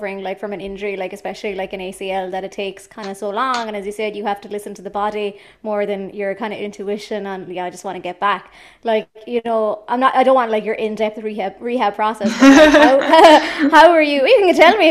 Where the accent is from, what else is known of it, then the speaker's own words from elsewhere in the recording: Millstreet, Munster, Ireland; I'm from Cork and like from Mill Street